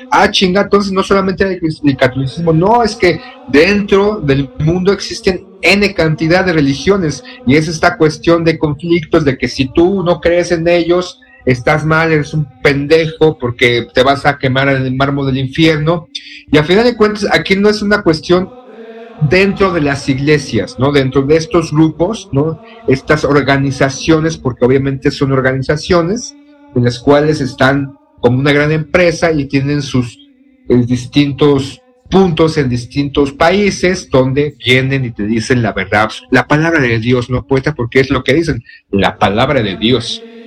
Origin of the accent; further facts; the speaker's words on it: Mexico; somos mexicanos, vivimos o crecimos en un entorno catolicista